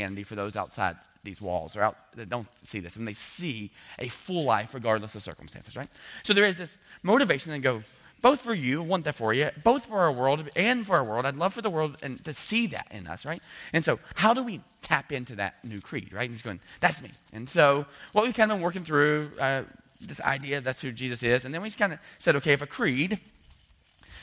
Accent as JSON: {"language": "English", "region": "the South", "country": "United States", "said": "I'm from the South."}